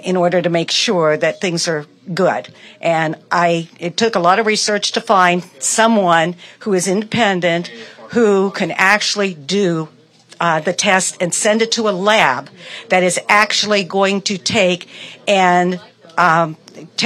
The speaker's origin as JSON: {"language": "English", "town": "East Palestine", "region": "Ohio", "country": "United States", "said": "I'm from the East Palestine area"}